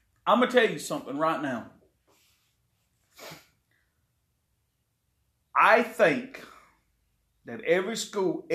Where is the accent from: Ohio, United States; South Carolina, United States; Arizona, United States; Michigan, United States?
South Carolina, United States; Chesterfield; my hometown of Chesterfield